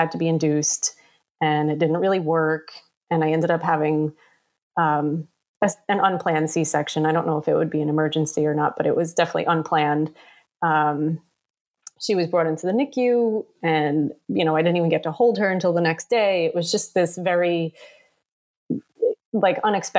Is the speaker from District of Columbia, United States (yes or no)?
no; New York City, New York, United States; I was born and raised here in Staten Island. I've lived here my whole life, except for college